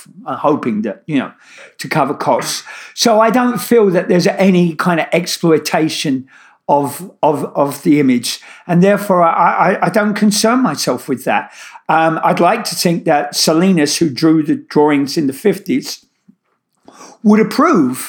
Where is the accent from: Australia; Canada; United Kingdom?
United Kingdom; London; moved away as an adult; now in New York, United States; my Brooklyn accent, I originally come from East London